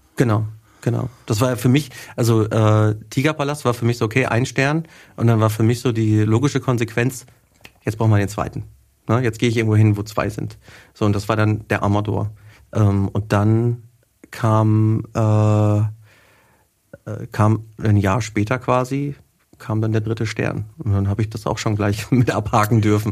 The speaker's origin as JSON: {"language": "German", "town": "Wetter", "region": "North Rhine-Westphalia", "country": "Germany", "tie": "born or raised there", "also_born_or_lived": "Hagen", "moved": "as an adult", "lives_now": "Nuremberg, Germany", "said": "bei uns zu Hause quasi in Wetter, wo ich herkomme"}